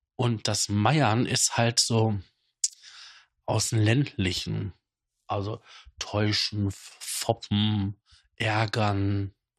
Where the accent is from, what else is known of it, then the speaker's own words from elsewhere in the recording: Datteln, North Rhine-Westphalia, Germany; bei uns in Datteln